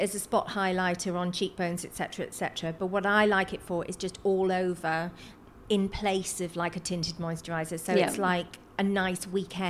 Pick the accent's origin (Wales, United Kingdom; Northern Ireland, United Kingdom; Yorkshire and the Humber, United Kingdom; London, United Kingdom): Wales, United Kingdom; South Wales Valleys, United Kingdom; Where I come from, which is the South Wales Valley's completely working class mining community